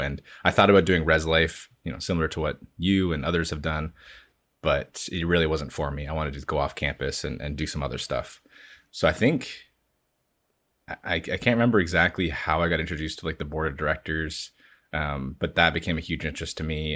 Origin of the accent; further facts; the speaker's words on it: London, Ontario, Canada; I grew up in London, Ontario